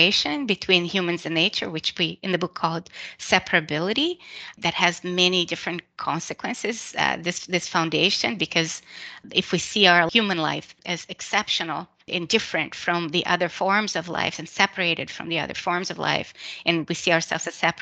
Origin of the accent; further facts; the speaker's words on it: Brazil; I was born and raised in Brazil